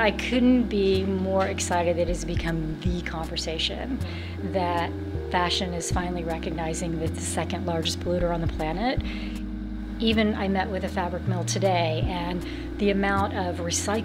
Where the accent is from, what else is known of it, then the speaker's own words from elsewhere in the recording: Los Angeles, California, United States; Since it was in my hometown, I wanted to create a brand that reflected the ethos of Los Angeles